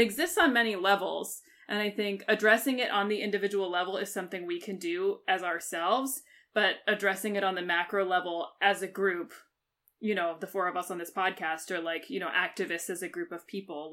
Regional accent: United Kingdom; I'm a British citizen

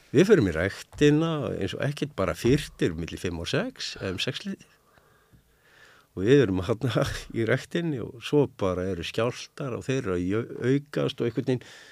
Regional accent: Reykjavík, Capital Region, Iceland; moved away as an adult; now in Grindavík, Iceland; Ég segi það sem reykvíkingur, upphælinn, borun

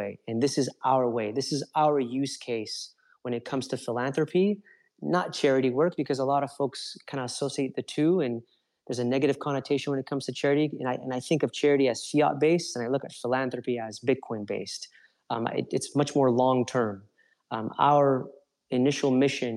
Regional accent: Los Angeles, California, United States; I'm from Los Angeles originally.

